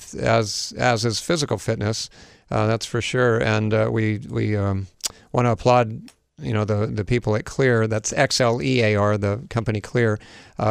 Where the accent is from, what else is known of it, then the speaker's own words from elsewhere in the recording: Hawaii, United States; I grew up here in Hawaii where we broadcast from